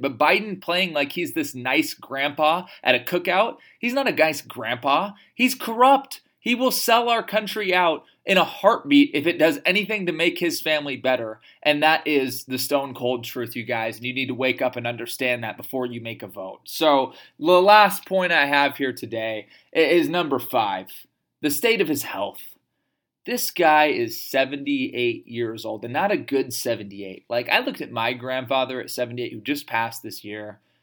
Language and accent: English; United States; as American citizen